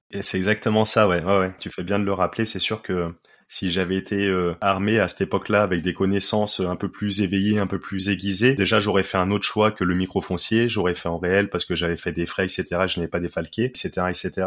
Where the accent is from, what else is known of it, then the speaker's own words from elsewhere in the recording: Poitiers, Nouvelle-Aquitaine, France; also born or lived in Paris; Je suis originaire de Poitiers, là où je réside actuellement, à, 15 minutes au sud de, de Poitiers